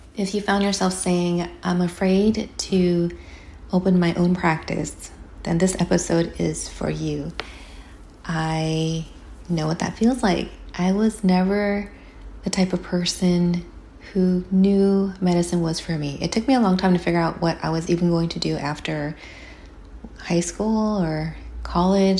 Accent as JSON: {"language": "English", "region": "California", "country": "United States", "said": "as a Californian"}